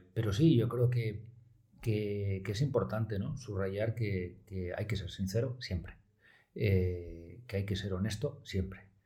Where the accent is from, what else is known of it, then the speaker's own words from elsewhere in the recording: Oviedo, Asturias, Spain; also born or lived in Pamplona; yo soy de Oviedo, soy del Oviedín del Alma